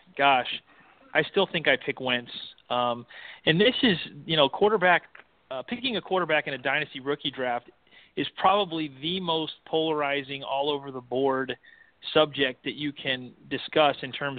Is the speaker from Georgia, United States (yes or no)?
no; Canton, Ohio, United States; I was born in Canton, Ohio